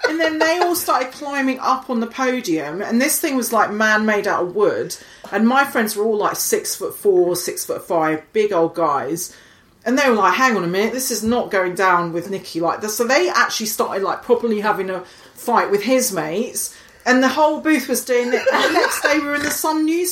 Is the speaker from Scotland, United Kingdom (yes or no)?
yes; Highlands of Scotland, United Kingdom; now in London, United Kingdom; I grew up in the Highlands of Scotland